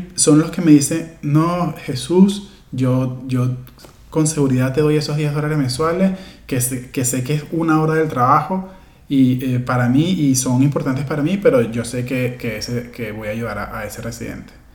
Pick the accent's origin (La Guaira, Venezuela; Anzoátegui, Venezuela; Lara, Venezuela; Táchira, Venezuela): Lara, Venezuela; Barquisimeto; soy de, de Lara, de Barquisimeto